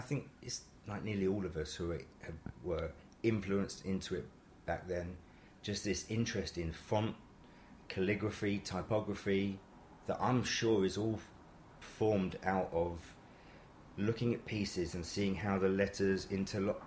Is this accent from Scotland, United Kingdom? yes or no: no; London, United Kingdom; I'm from uh, Wembley, Wembley. Sudbury.